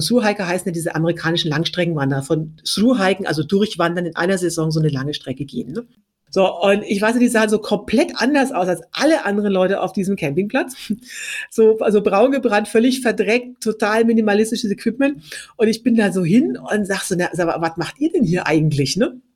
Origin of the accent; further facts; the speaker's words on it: Franconia, Bavaria, Germany; ich komme aus Bayern, genauer gesagt aus Franken